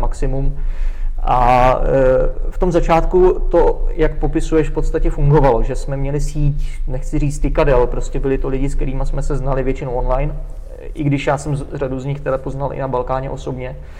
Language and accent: Czech; Czechia; also born or lived in Brno; my jsme Češi